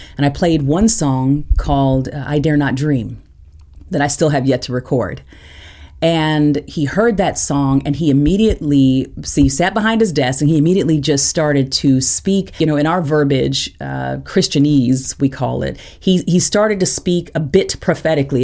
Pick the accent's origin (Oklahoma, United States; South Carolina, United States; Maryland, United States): Oklahoma, United States; Tulsa; moved away as an adult; also born or lived in Interlochen; I grew up in Tulsa